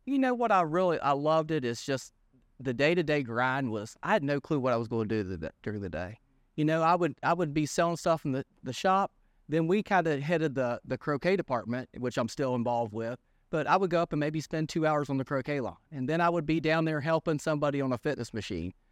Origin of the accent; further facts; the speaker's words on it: Lewisburg, West Virginia, United States; born and raised in Lewisburg. you know, native Greenbrier County